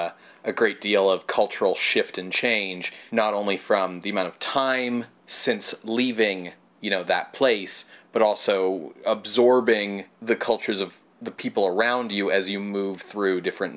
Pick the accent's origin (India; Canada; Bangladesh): Canada; Alberta; growing up in Alberta